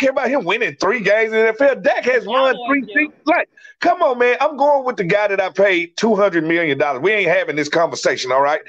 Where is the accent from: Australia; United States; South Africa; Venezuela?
United States; Mississippi; I'm from Mississippi.